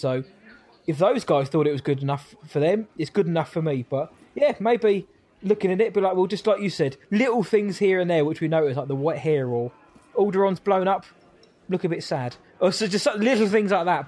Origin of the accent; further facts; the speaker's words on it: England, United Kingdom; I'm English.